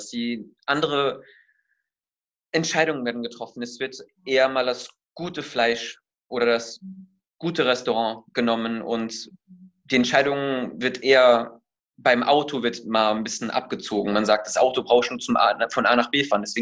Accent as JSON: {"language": "German", "country": "United States", "tie": "born there", "also_born_or_lived": "Germany", "said": "ich bin gebürtiger Amerikaner und äh, durch meinen leiblichen Vater Deutscher auch, aber habe beide Staatsangehörigkeiten, habe in beiden Ländern gelebt"}